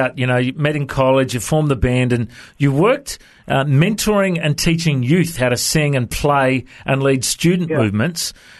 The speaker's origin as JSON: {"language": "English", "country": "Australia", "accent": "Australian", "said": "have you chatted to many Aussies before? Is my accent okay?"}